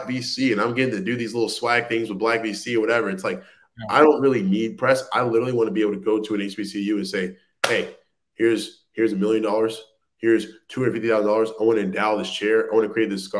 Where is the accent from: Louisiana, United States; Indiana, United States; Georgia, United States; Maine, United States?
Louisiana, United States; I'm originally from Louisiana